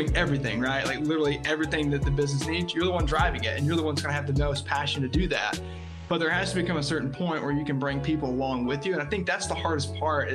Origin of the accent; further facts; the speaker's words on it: Tennessee, United States; I'm here in Tennessee is where I'm located. So opened my insurance agency